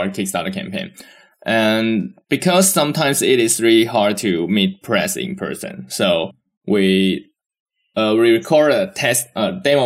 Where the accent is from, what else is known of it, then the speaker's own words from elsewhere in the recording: Taiwan; we are come from Taiwan